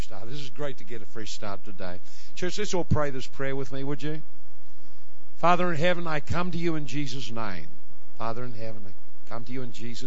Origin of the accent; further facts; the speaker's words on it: Ireland; I know I'm from Ireland